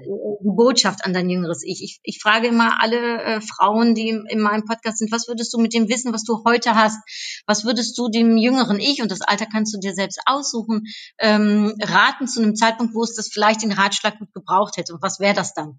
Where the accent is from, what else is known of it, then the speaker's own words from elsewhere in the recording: Cologne, North Rhine-Westphalia, Germany; ich bin in Köln aufgewachsen